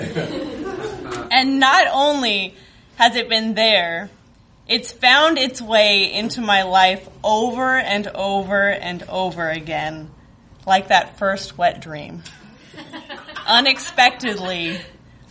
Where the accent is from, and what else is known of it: rural Northern California, United States; born or raised there; moved away as an adult; now in Chicago, United States